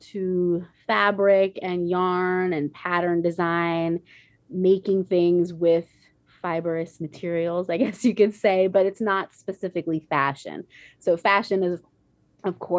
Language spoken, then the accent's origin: English; Northampton, Massachusetts, United States; now in Savannah, United States; I grew up in Northampton, Massachusetts